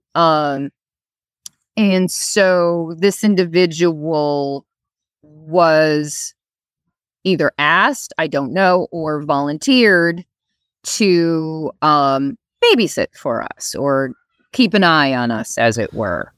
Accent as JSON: {"language": "English", "region": "Wisconsin", "country": "United States", "moved": "yes", "lives_now": "Virginia, United States", "said": "I am originally from Winnicotty, Wisconsin"}